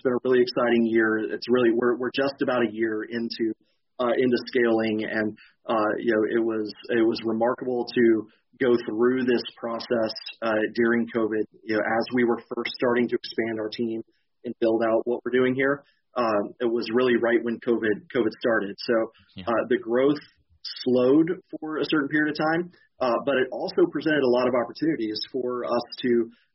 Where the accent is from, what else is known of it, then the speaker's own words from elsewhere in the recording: Western Kentucky, United States; moved away; I grew up in Western Kentucky in a small town